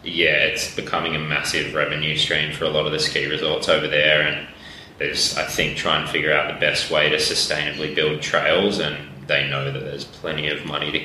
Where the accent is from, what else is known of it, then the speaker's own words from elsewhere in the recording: Southern Highlands, New South Wales, Australia; I grew up in the Southern Highlands, so this club scene down there is really strong, both on and off the road.